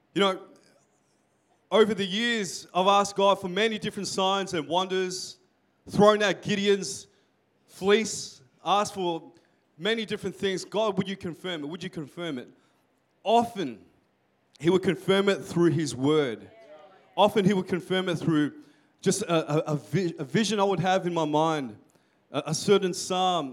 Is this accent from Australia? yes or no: yes; Melbourne, Victoria, Australia; I'm from um, Melbourne